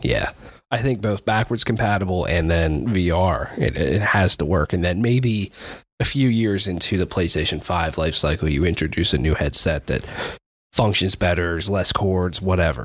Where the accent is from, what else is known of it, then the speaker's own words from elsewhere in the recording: United States; I'm an American